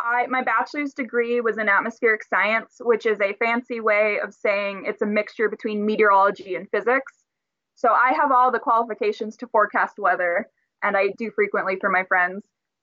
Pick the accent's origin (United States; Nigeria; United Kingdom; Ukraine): United States; Burbank, California; We're from Burbank, which has Warner Brothers right there.